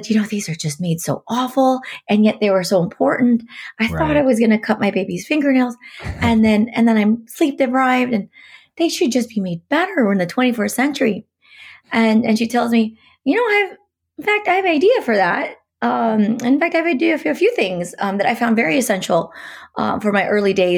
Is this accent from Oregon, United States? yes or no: yes; Portland, Oregon, United States; because I'm from Portland, I cut my teeth at Nike back in the day